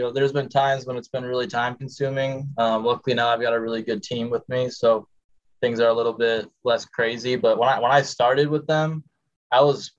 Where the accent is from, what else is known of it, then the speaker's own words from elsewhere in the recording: Grand Rapids, Michigan, United States; I was from Grand Rapids side, so I didn't have the Detroit Free Press. We had the Grand Rapids stuff